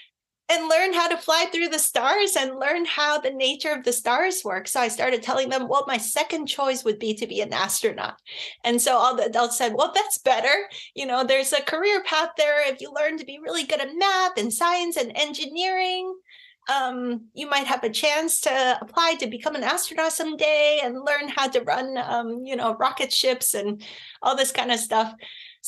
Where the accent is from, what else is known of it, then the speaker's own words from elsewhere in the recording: Hong Kong; we were growing up in Hong Kong at the time